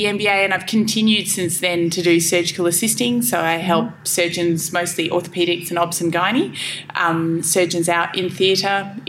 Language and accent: English; Perth, Western Australia, Australia; born there; I was born in Perth.